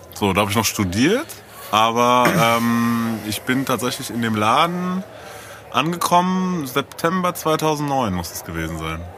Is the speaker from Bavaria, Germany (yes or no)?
no; Frankfurt am Main, Hesse, Germany; ich bin ja in der Ecke aufgewachsen, so, weißt du? Ich bin da aus Eckenheim so und bin irgendwie da groß geworden